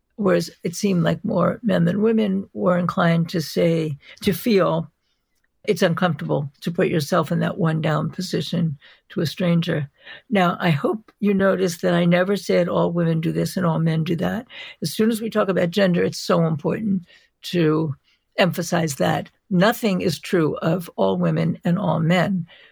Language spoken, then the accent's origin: English; New York City, New York, United States; I am from New York. I'm from Brooklyn. I grew up in Brooklyn